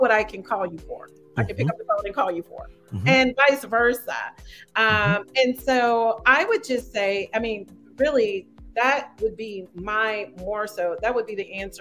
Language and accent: English; United States; I just speak from as an American